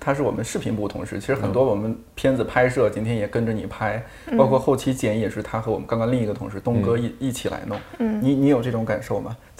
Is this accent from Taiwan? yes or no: no; Shanxi, China; 就是全都是我们北方人都是，我山西人，